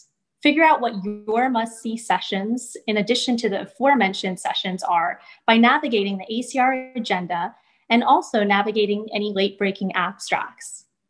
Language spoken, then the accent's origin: English; Cleveland, Ohio, United States; from Cleveland, Ohio, reporting to you live for RoomNow